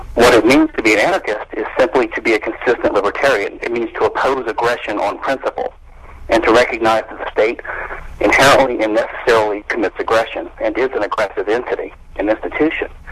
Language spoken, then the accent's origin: English; Louisiana, United States; I'm from Louisiana